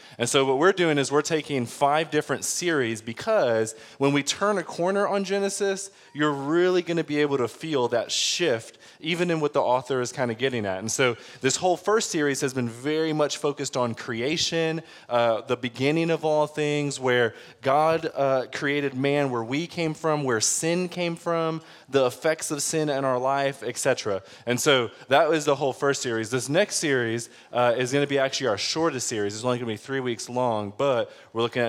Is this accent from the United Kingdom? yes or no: no; Detroit, Michigan, United States; I'm from Detroit